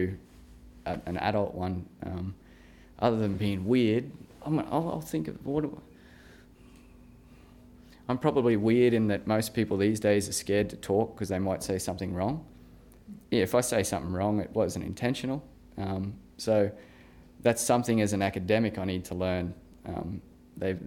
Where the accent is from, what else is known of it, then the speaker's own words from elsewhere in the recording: Gladstone, Queensland, Australia; accent: regional; growing up in Gladstone